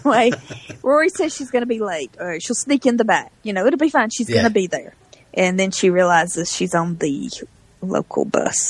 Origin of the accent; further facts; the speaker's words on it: the South, United States; as a Southerner